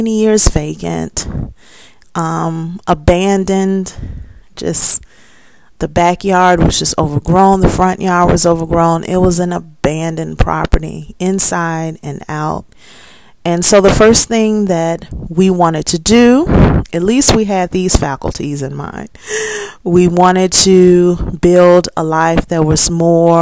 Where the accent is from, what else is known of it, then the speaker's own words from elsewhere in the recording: Chicago, Illinois, United States; moved away as an adult; now in Gary, Indiana, United States; I'm right from Chicago